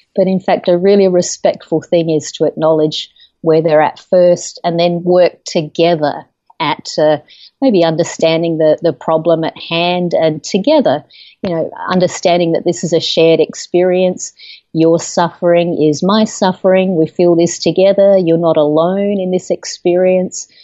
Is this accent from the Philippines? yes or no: no; Australia; moved away as an adult; now in United States; I'm originally from Australia. I've lived in the United States for about 13 years now